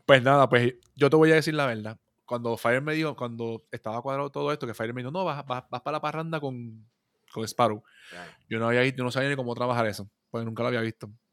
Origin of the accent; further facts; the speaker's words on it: Puerto Rico; somos puertorriqueños